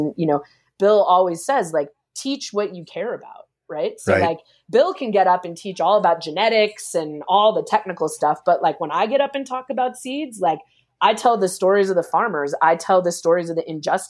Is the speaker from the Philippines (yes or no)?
yes; Philippines; I get your mission. I'm Filipino. I care about it.